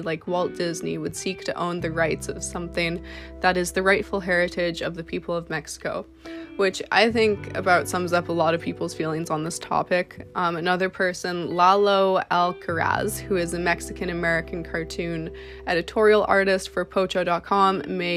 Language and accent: English; Canada; I'm a model from Canada.